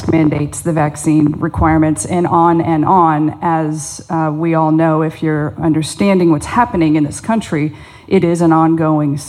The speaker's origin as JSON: {"language": "English", "town": "Cedar Grove", "region": "Indiana", "country": "United States", "tie": "born or raised there", "said": "I grew up in Cedar Grove, so I'm very familiar with Franklin County"}